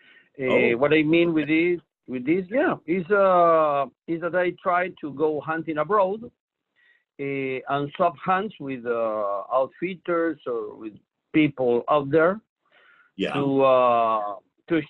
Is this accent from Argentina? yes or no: yes; La Plata, Buenos Aires Province, Argentina; Born and grew up here. Always in the same town. Yeah. My hometown is La Plata.